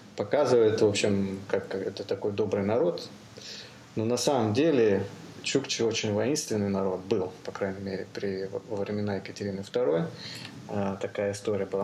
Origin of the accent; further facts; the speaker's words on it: Amur Oblast, Russia; Я сам с Дальнего Востока, как бы с Амурской области. А, вы, родился, вырос там